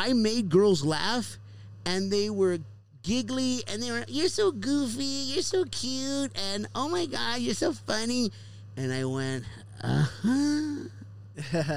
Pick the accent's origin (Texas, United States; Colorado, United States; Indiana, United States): Texas, United States; Houston; moved away; back home in my hometown in Houston, Texas